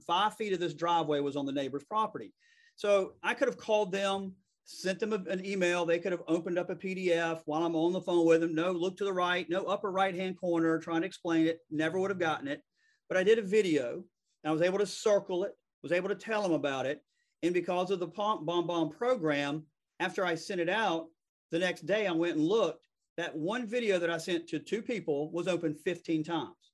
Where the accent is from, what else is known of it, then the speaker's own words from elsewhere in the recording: the South, United States; accent: Southern; I'm, I'm from the South. I mean, I, I, know it's hard to believe that this is a Southern accent, but it's a Southern accent.